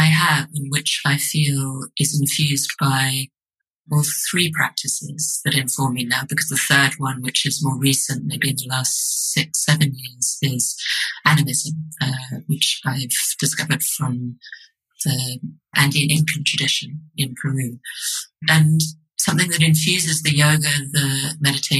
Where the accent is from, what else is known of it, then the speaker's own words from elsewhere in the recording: London, United Kingdom; also born or lived in Edinburgh; I'm from London